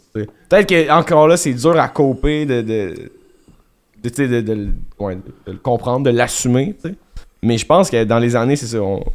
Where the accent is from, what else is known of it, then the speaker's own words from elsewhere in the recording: Quebec, Canada; on est québécois, fait que le bilingual mode, il est souvent activé